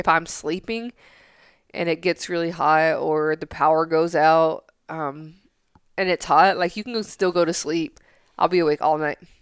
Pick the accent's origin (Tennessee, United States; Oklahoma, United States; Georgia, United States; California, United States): Tennessee, United States; growing up in Tennessee